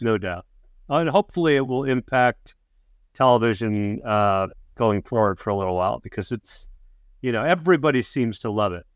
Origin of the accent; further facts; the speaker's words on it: Chicago, Illinois, United States; I'm from Chicago